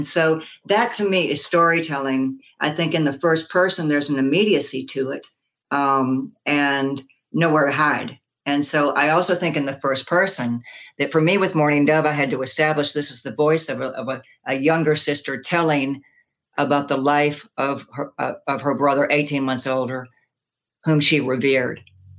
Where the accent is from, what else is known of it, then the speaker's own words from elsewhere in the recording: the South, United States; I was influenced dramatically by growing up in the South